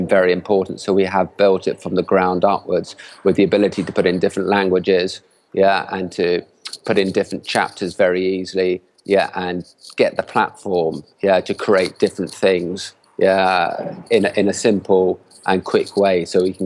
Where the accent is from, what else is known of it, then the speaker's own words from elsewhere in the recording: England, United Kingdom; now in Barcelona, Spain; we have families here, even though we're all from England